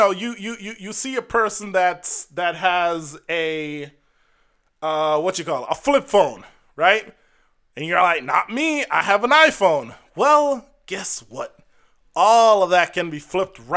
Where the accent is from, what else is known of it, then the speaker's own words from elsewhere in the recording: Jamaica; I'm Jamaican